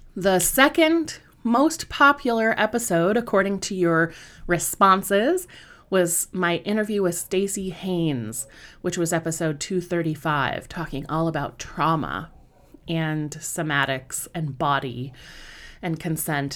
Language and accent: English; Southern California, United States; moved away as an adult; also born or lived in Washington, D.C. area; now in British Columbia, Canada; I am not originally from Canada. I am originally from Southern California, but I spent, um, God, seventeen years in the Washington, D C area